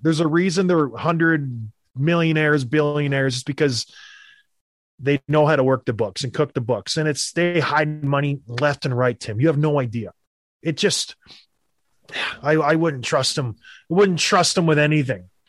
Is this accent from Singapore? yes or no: no; Canada; when I was growing up in Canada